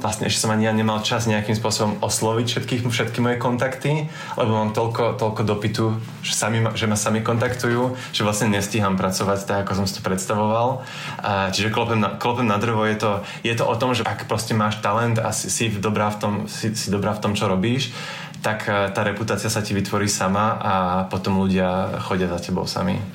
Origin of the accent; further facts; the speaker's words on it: Slovakia; also born or lived in Paris, France; now in Antwerp, Belgium; bol som na Slovensku na Vianoce